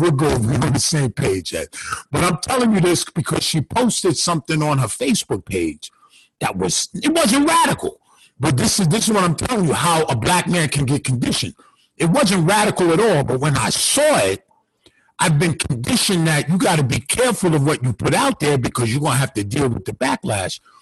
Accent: Westchester, New York, United States; it's a town, uh, Westchester is called. It's about, it's about 30 minutes outside of um, the city, New York City

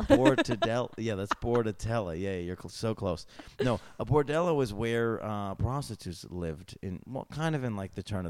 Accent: New York, United States; In New York State, which is what I know because I'm from New York State.

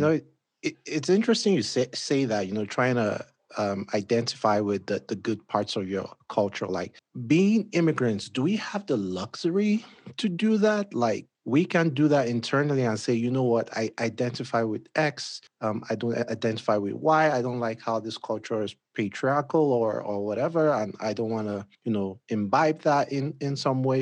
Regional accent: Nigeria; moved away as an adult; now in United States; I moved here from Nigeria.

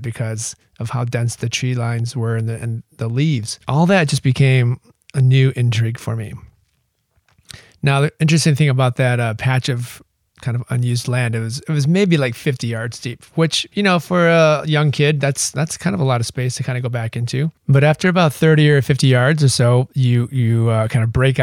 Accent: Michigan, United States; I grew up in Michigan

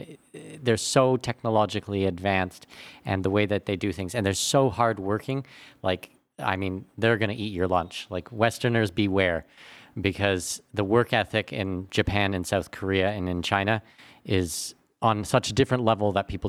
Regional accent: Canada; Because I'm Canadian, we did so much on the TSX

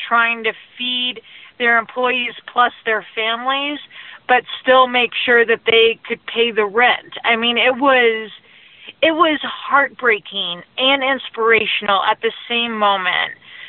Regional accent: rural Colorado, United States; one of my favorite restaurants in my hometown

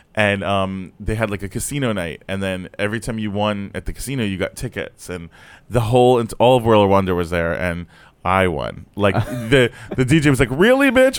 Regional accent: Fort Lauderdale, Florida, United States; also born or lived in Brooklyn, New York; I grew up in Florida

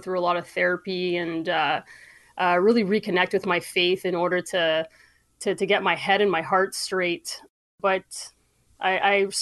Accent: Sudbury, Ontario, Canada; I grew up in Sudbury, up in Northern Ontario

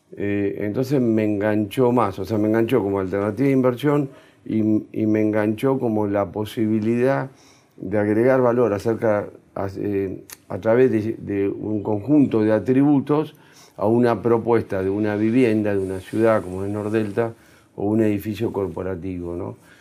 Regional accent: Argentina; nosotros también estamos para quedarnos para vivir acá, donde yo nací, donde está mi familia, donde está mi raíz

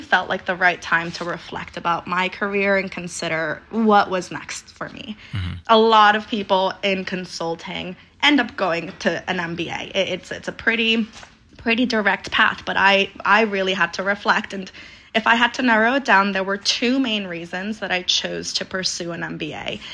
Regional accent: Denver, Colorado, United States; moved away as an adult; also born or lived in Aguascalientes, Mexico; now in New York City, United States; So I was born in Aguascalientes, Mexico, raised in Denver, Colorado, and have been out in New York City for, for the past seven years.

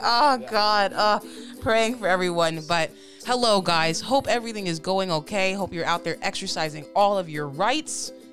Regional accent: Michigan, United States; I'm originally from Michigan

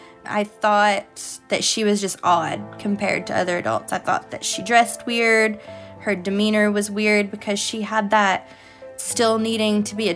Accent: Illinois, United States; born there; I was born in Illinois, but that's the only time I've ever been to Illinois.

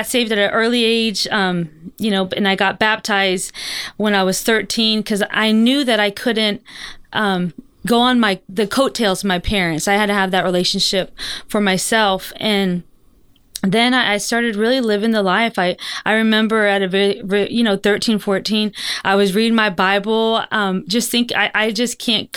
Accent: Florida, United States; I was born and raised in Florida

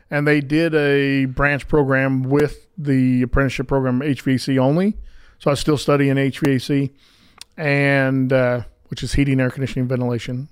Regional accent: Pleasant Grove, Utah, United States; I grew up right here in Pleasant Grove

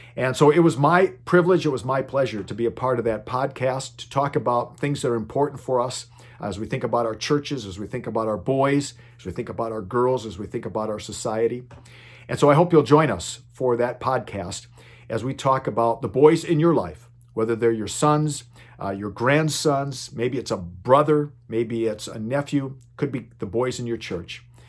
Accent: Minneapolis, Minnesota, United States; moved away as an adult; now in Phoenix, United States; I grew up in Minneapolis, Minnesota. and, uh, lived there for the first eighteen years of my life

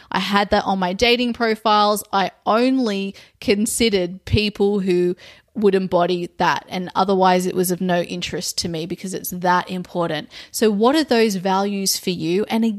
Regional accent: Australia; now in overseas; my home country, which is Australia

